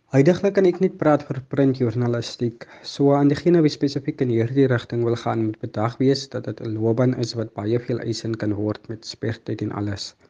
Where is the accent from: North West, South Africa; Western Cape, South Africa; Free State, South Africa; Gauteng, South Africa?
Western Cape, South Africa; Mamre; ek het in Mamre groot geword en woon nog steeds hier